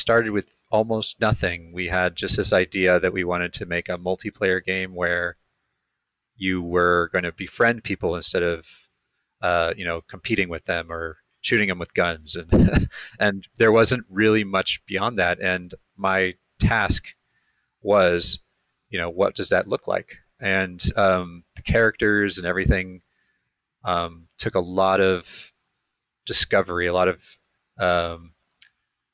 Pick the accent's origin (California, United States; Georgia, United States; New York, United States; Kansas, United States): California, United States; Ojai; born or raised there; now in Los Angeles, United States